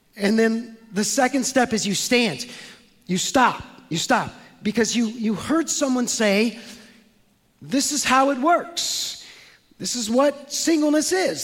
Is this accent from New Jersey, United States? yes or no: no; San Francisco, California, United States; I'm from San Francisco